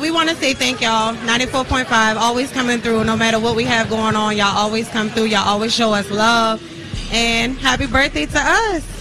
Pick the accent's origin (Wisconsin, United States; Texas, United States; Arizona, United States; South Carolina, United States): South Carolina, United States; Charleston; moved away; I'm from Charleston, South Carolina